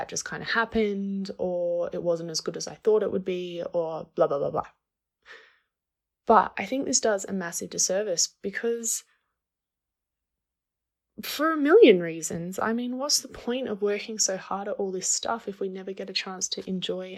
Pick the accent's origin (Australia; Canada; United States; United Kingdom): Australia; moved away as an adult; now in Guatemala; I'm from Australia, but I live in Guatemala.